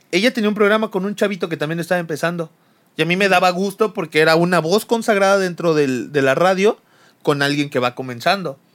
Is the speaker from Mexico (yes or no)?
yes; Chiapas, Mexico; todos crecimos, al menos en Chiapas